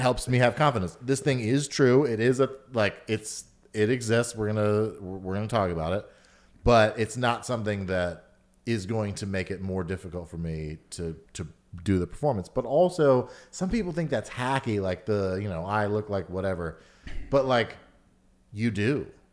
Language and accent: English; Atlanta, Georgia, United States; born or raised there; also born or lived in Chicago